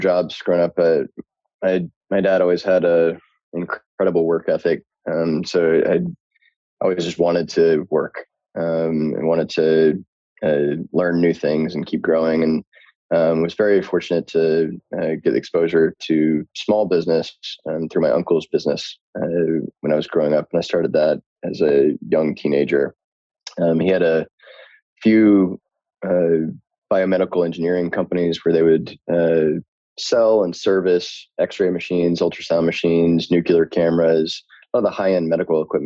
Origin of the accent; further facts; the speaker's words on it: Charlotte, North Carolina, United States; I'm from North Carolina